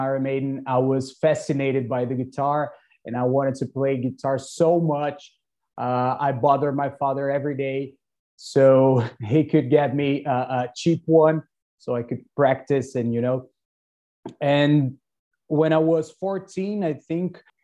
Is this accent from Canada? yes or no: no; Brazil; I'm in Brazil. I'm at my hometown